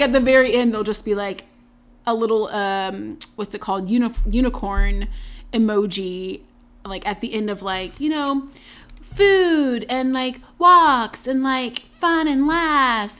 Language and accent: English; North Carolina, United States; I'm from North Carolina